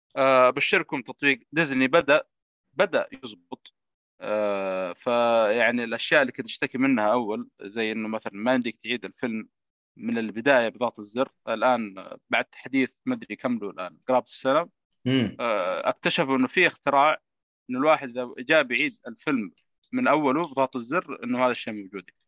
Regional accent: Saudi Arabia; عندنا في السينمات عندنا في السعوديه

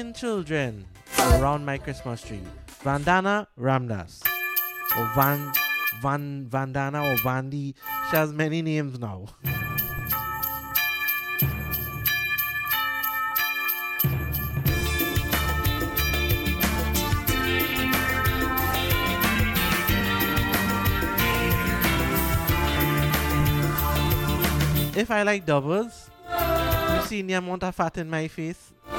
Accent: Trinidad & Tobago; I am from Trinidad

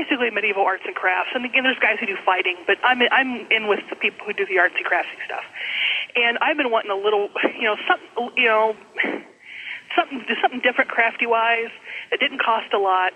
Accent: Ohio, United States; I know it's a crime when you're up in Michigan to be from Ohio, but it's really not that bad down here

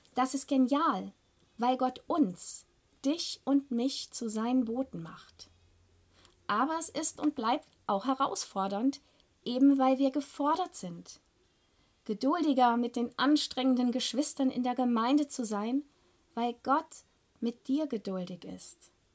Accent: Germany; bei uns in Deutschland

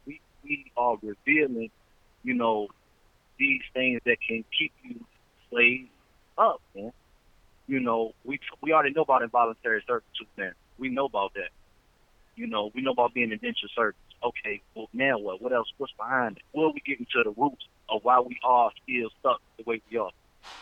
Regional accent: the South, United States; I'm not in New York. I'm not in California. Mm-hmm. I'm not in Jersey. I'm not up north. You know, I'm from the South.

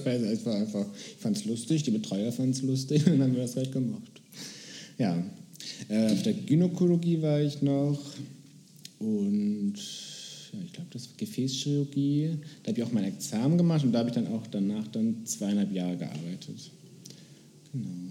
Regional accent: Bremen, Germany; now in Berlin, Germany; ich komme aus Bremen tatsächlich

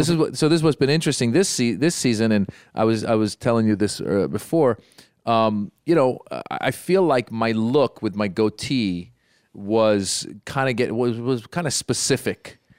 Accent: Northern California, United States; also born or lived in Los Angeles; a couple girls that were, that I grew up with in Northern California

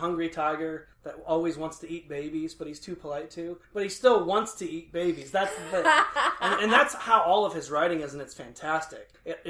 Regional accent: Indiana, United States; moved away; I'm from Indiana originally.

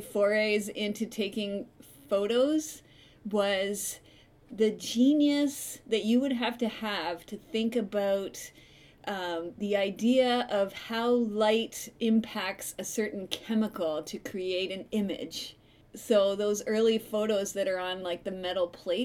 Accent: Port Colborne, Ontario, Canada; I'm from Port Colborne

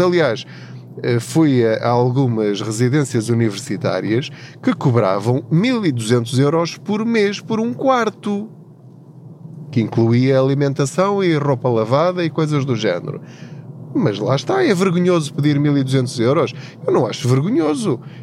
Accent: Covilhã, Centro, Portugal; moved away as an adult; now in Lisbon, Portugal; eu sou da Covilhã, da zona da Covilhã, de uma aldeia chamada Paul, de uma terriola um bocadinho maior ao lado, uma vila chamada Tortuzendo

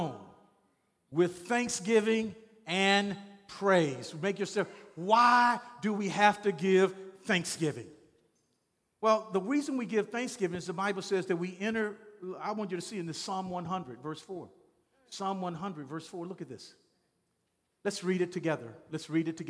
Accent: Shreveport, Louisiana, United States; I'm from Shreveport, Louisiana.

